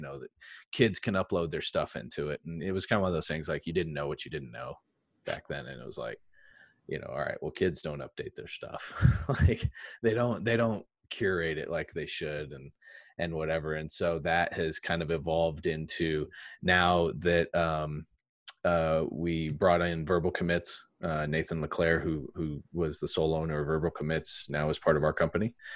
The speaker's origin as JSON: {"language": "English", "region": "England", "country": "United Kingdom", "tie": "born or raised there", "moved": "yes", "said": "I grew up in England"}